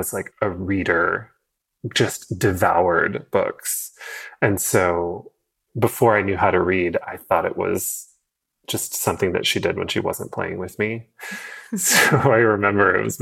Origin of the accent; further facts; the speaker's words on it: Portland, Oregon, United States; So yeah, so I grew up in Portland before Portland was like cool